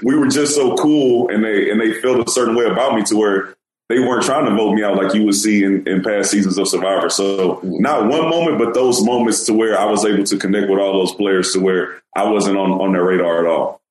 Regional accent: Houston, Texas, United States; I'm from Houston

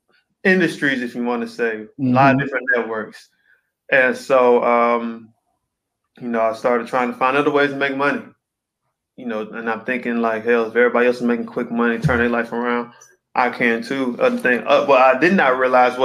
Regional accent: Charlotte, North Carolina, United States; I was born and raised in Charlotte, North Carolina. Been here my whole life

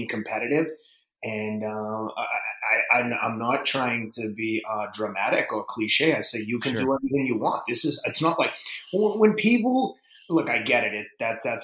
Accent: Boston, Massachusetts, United States; also born or lived in Somerville, Massachusetts; I'm from Boston

